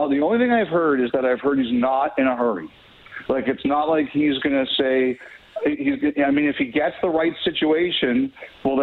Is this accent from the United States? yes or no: no; Canada; I'm a Canadian.